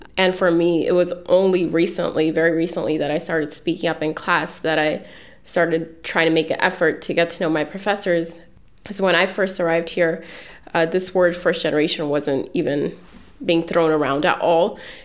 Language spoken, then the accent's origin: English; Newark, New Jersey, United States; moved away; I'm originally from Newark, New Jersey. Grew up in a two-family home in Habitat Humanity Home.